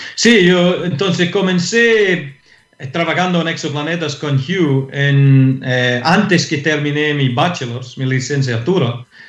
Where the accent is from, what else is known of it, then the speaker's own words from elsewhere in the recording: Scotland, United Kingdom; Spanish is a second language; moved away as an adult; now in Santiago, Chile; como un europeo, eh, un escocés